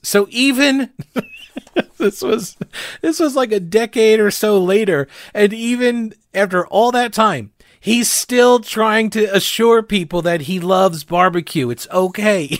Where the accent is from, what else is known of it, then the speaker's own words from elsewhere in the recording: New York, United States; moved away as an adult; also born or lived in South Carolina; now in North Carolina, United States; I am originally from New York